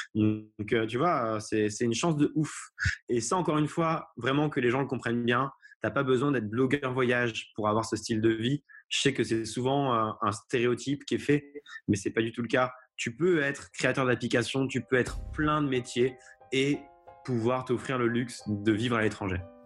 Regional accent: Haute-Loire, Auvergne-Rhône-Alpes, France; also born or lived in Lisbon, Portugal; now in Paris, France; je viens de Haute-Loire

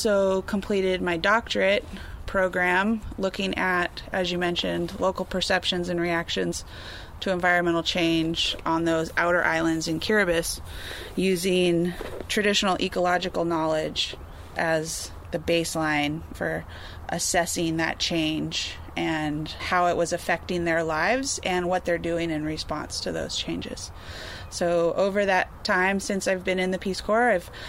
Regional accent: San Diego, California, United States; I grew up in Southern California

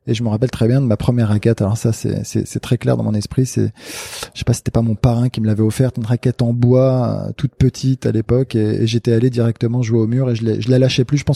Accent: Casablanca, Casablanca-Settat, Morocco; le club dans lequel j'ai grandi au CAF à Casablanca

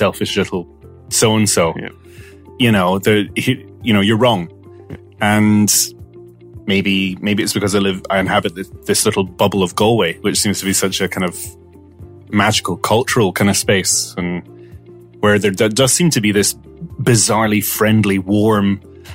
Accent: Malta; now in Ireland; I'm half Scottish, half Maltese, right? Mm. I grew up in Malta.

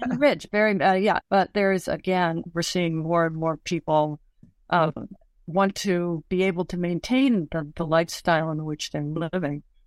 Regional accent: Washington, United States; growing up in Washington, I always got the Washington Post on my doorstep

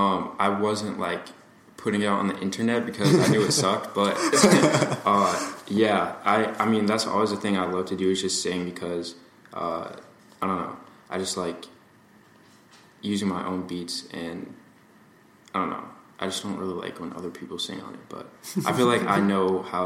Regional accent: Massachusetts, United States; No. I've always been in Massachusetts. I was born on the Cape, and then I moved closer to, like, Fall River and more urban areas. And that's how I ended up in Somerset.

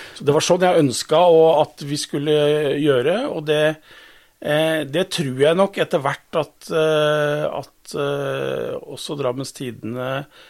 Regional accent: Modum, Buskerud, Norway; jeg er født og oppvokst på Modum

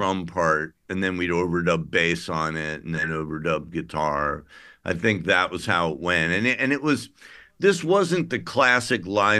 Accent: Midwest, United States; I'm from the Midwest

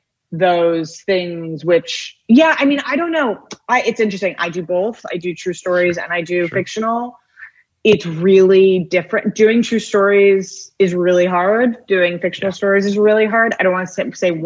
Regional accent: New York, United States; as a New Yorker

